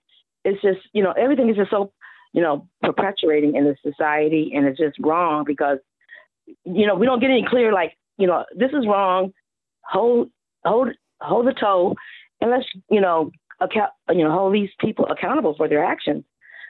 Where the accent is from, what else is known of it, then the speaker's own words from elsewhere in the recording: Los Angeles, California, United States; But I'm from Los Angeles, by the way, and here in Los Angeles, there's no such thing as self-defense.